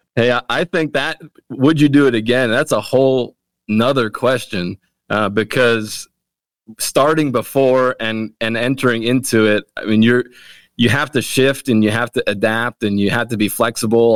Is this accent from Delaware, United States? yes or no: yes; Wilmington, Delaware, United States; also born or lived in Canada; now in Lancaster, United States; I was born in Canada, in the great country of Canada. And uh, my family moved from Canada when I was five years old, and we grew up in Wilmington, Delaware.